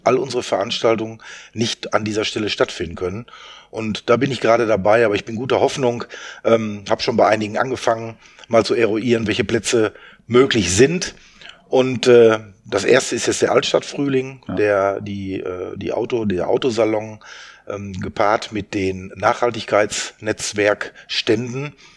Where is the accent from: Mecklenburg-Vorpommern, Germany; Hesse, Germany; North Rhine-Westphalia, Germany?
North Rhine-Westphalia, Germany; Soest; ich bin in Soos geboren. Ähm, wir haben dann, mein Vater war bei Herlitius beschäftigt und wir haben am Bahnhof gewohnt.